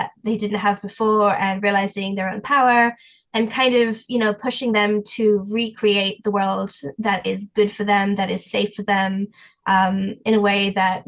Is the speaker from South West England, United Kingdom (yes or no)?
yes; Devon, South West England, United Kingdom; moved away as an adult; also born or lived in Wales; now in St. Louis, United States; I'm originally from England, the little twiddly part down southwest called Devon